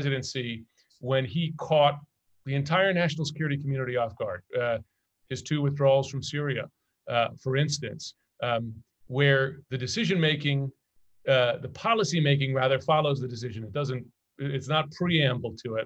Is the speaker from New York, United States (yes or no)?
yes; New York City, New York, United States; moved away as an adult; also born or lived in China / Middle East; I'm a New Yorker